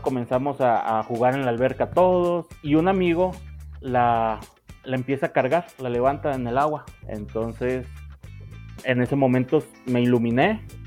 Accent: Sinaloa, Mexico; moved away as an adult; now in Mexico City, Mexico; nacido en el norte de México y actualmente viviendo lo que es en el centro, en la capital

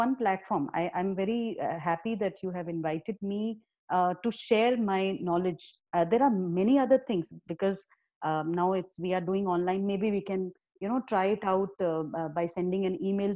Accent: Himachal Pradesh, India; I'm from Himachal

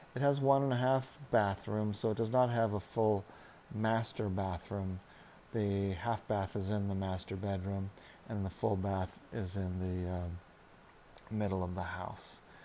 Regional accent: Orange County, California, United States; now in Los Angeles, United States; And I'm from Orange County, was where I went to high school.

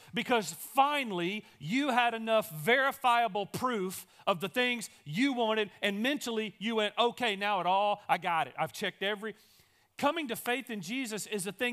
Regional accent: Daingerfield, Texas, United States; also born or lived in Gilmer, Texas; even though I grew up in Dangerfield

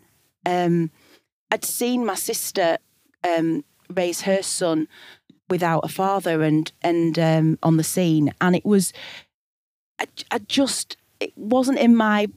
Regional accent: Blackburn, North West England, United Kingdom; also born or lived in Sheffield / Glasgow; I moved back to Blackburn, my hometown in Lancashire in the northwest

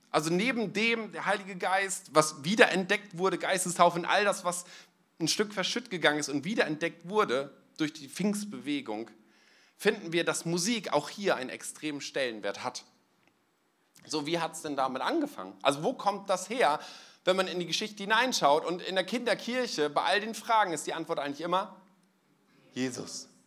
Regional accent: East Frisia, Lower Saxony, Germany; moved away; Ich komme eigentlich aus Ostfriesland, da trinkt man Tee

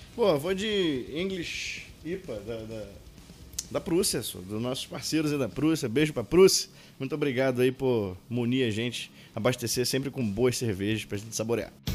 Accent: Pará, Brazil; eu sou paraense.

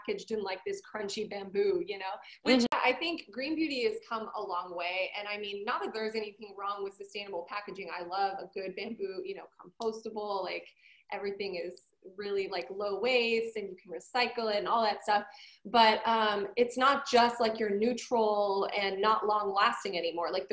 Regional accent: Toronto, Ontario, Canada; moved away; also born or lived in Montreal; I'm Canadian, lived it, like born in Toronto, raised, like kind of raised Toronto, Montreal, so I had to learn French.

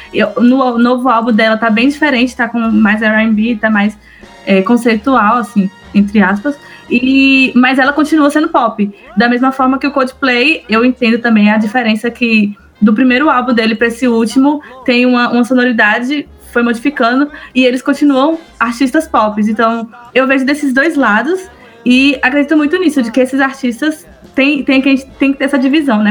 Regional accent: Bahia, Brazil; also born or lived in Anápolis; nós somos de, da Bahia melhor estado, e de Anápolis

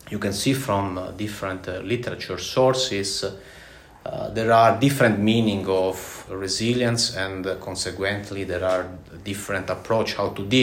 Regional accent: Italy; English is a second language; now in Latvia; as Carlis a few moments ago mentioned, and um, I'm from Italy.

